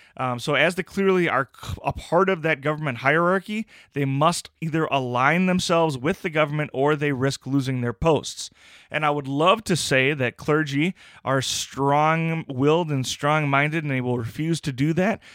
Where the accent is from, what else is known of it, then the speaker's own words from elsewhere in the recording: United States; as an American